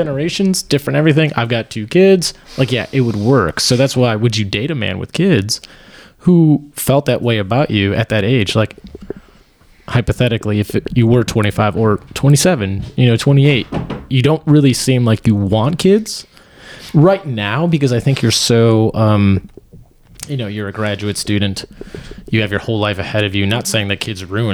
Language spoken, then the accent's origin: English; South Dakota, United States; when I was growing up in South Dakota